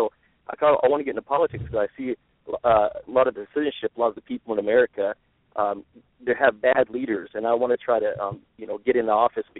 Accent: Arkansas, United States; moved away as an adult; also born or lived in Texas; now in Maryland, United States; I'm originally from Arkansas, but I was born in Texas. But I grew up in Arkansas, and when I went into the Marines, went to different parts of the United States, and I settled here. So actually from, you know, from the Midwest.

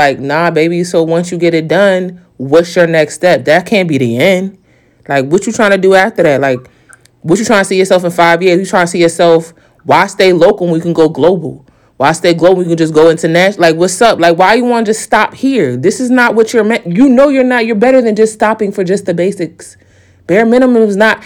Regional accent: New York, United States; I'm a New Yorker

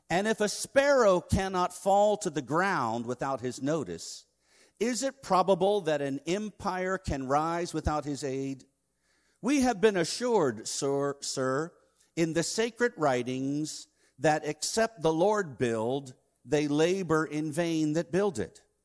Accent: Virginia Beach, Virginia, United States; now in Nagaland, India; the city of Virginia Beach, my hometown

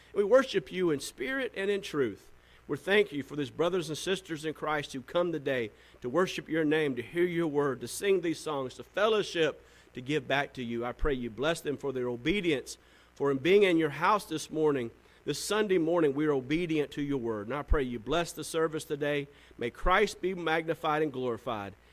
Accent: the South, United States; I'm from the South

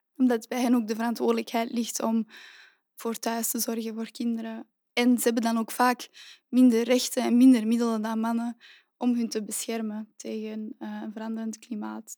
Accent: Antwerp, Flanders, Belgium; also born or lived in Leuven; Ik ben oorspronkelijk van Antwerpen

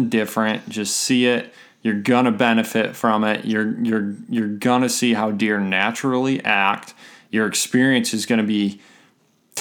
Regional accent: Michigan, United States

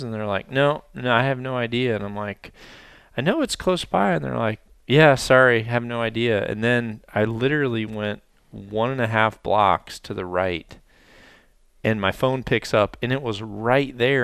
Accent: Mississippi Delta, United States; moved away; where I was from the Mississippi Delta

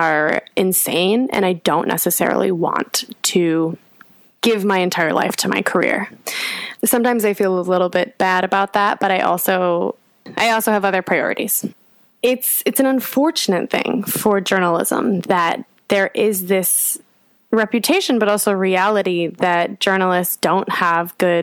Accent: United States; moved away as an adult; now in London, United Kingdom; being an American in London

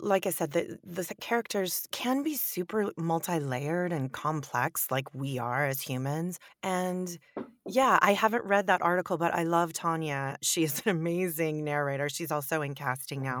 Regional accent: Northern California, United States; also born or lived in Europe; I'm born and raised in California

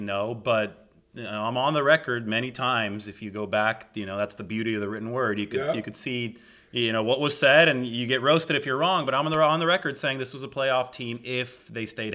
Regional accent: Visalia, California, United States; I grew up in Central California in a town called Visalia, a little bit south of Fresno

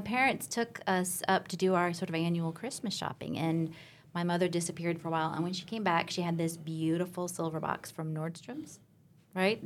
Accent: Alaska, United States; moved away; So I grew up in Alaska, a small town in Alaska

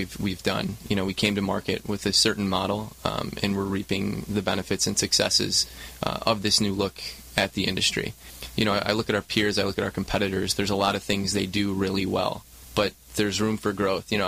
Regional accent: Michigan, United States; moved away as an adult; also born or lived in Chicago, Illinois; now in Southern California, United States; Born and raised in Michigan

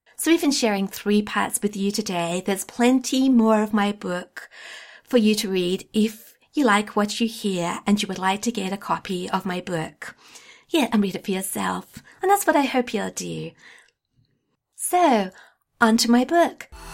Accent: Australia; I'm an Australian unschooling blogger, YouTuber, and podcaster

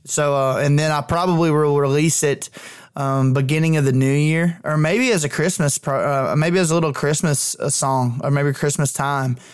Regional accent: Clanton, Alabama, United States; my hometown

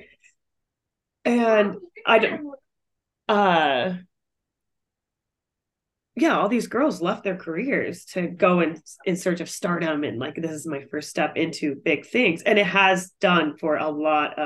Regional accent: North Bend, Washington, United States; moved away as an adult; also born or lived in South Florida / Russia; I'm from Seattle, outside of Seattle, a small town called North Bend, Washington

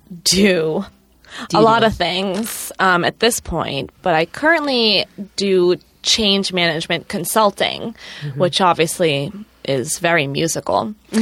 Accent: Massachusetts, United States; moved away as an adult; now in New York City, United States; I grew up in Massachusetts, but both my parents are New Yorkers, so I always knew that I would end up in New York.

